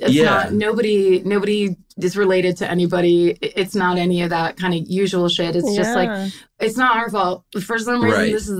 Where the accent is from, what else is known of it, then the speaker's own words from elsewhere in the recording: Petaluma, California, United States; I'm from Northern California. I grew up in a town called Petaluma.